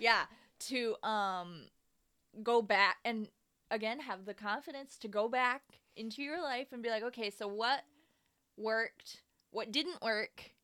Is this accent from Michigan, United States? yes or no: yes; Lansing, Michigan, United States; we are from Lansing